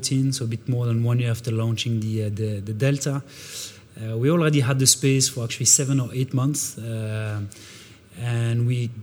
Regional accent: Brussels, Brussels-Capital Region, Belgium; first language French; English is a second language; also born or lived in Canada / Switzerland; I'm from Brussels. I'm indeed born here. I'm French speaking, trying to do my best in Dutch.

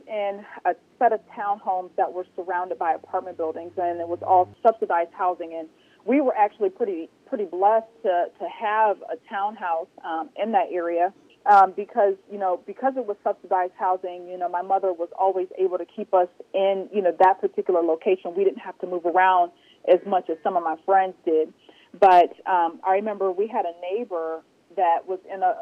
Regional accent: Cleveland, Ohio, United States; moved away; growing up in the inner city

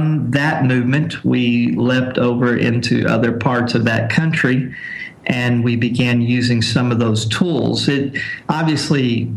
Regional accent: Corpus Christi, Texas, United States; moved away as an adult; also born or lived in South Asia; I am from Corpus Christi, Texas, and I've been a missionary for 21 years, serving in South Asia

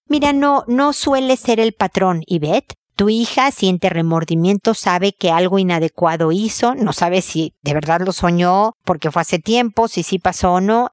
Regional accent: Mexico; como lo decimos en México, en mi tierra

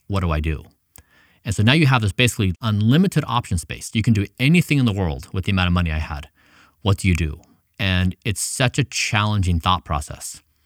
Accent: United States; also born or lived in Ecuador; I had come from this middle-class family in the United States

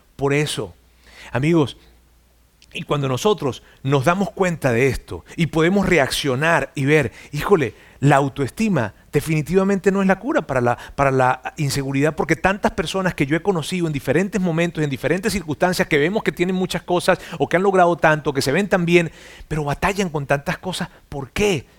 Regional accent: Mexico; no tan solo soy mexicano

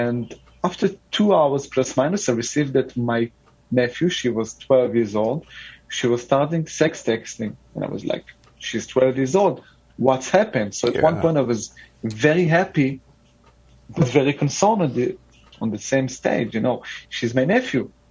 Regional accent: Jerusalem, Jerusalem District, Israel; As a teenager, I grew up in Jerusalem

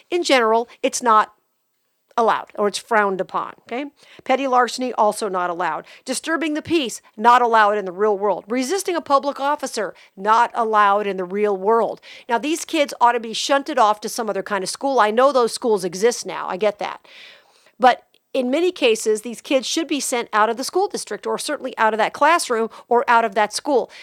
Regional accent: Las Vegas, Nevada, United States; growing up in Vegas

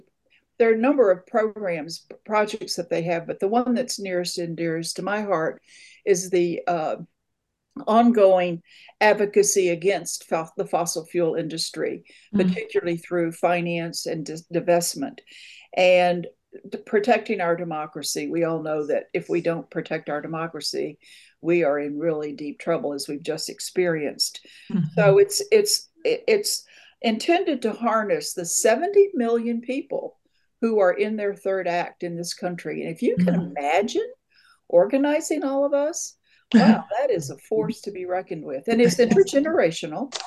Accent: the South, United States; moved away as an adult; also born or lived in Tennessee / north Georgia; now in Oak Park, United States; I'm from the South originally

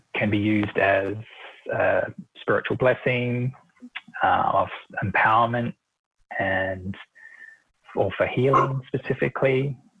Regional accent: New Zealand; moved away as an adult; now in Australia; I'm originally from New Zealand and I moved to Australia in 2001

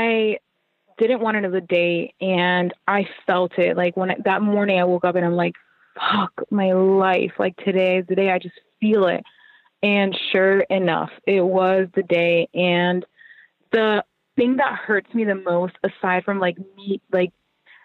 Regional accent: Puerto Rico; moved away; where I grew up, like my home, like my heart and soul is like in Puerto Rico

